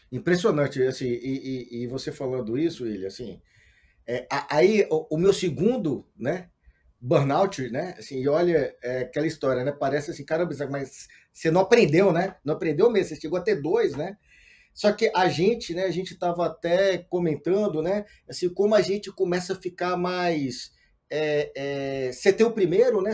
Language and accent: Portuguese; Montes Claros, Minas Gerais, Brazil; moved away; also born or lived in Belo Horizonte; sou do interior de Minas, uma cidade chamada Montes Claros, eu morava em Belo Horizonte nesse, nessa época